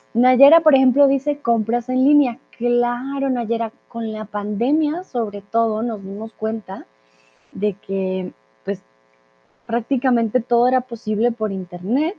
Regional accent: Colombia; also born or lived in Mexico; now in Germany; soy de Colombia

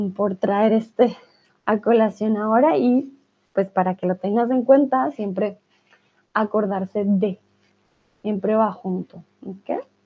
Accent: Colombia; first language Spanish; now in Germany; de mi país, de Colombia, conozco súper poquito

